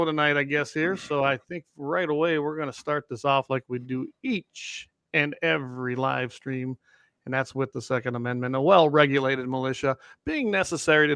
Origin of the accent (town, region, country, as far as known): North Dakota, United States; born or raised there